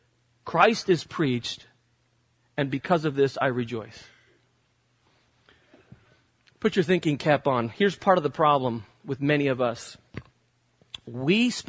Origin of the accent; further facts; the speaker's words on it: United States; As Americans